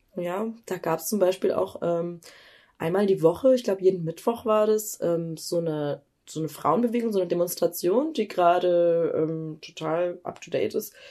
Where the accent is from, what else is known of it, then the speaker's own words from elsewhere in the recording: Germany; ich bin in Deutschland geboren